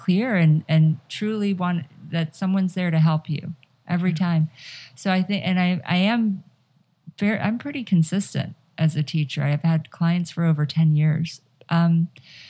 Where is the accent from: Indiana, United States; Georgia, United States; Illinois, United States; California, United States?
Georgia, United States; Atlanta; now in Los Angeles, United States; I'm from Atlanta